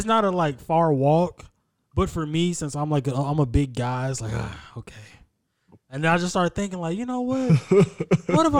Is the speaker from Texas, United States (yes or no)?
yes; Texas, United States; We're all from Texas